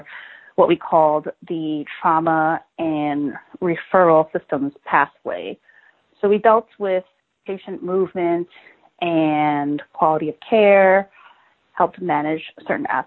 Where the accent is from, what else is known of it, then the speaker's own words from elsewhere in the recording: United States; I'm a Chinese-American female, 30 years old, and I speak fluent English, so it's very apparent that I'm an American